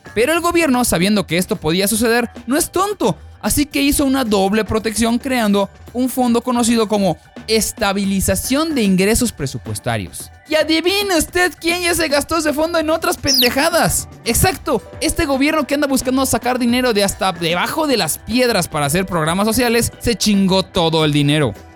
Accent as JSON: {"language": "Spanish", "country": "Mexico", "said": "como buenos mexicanos"}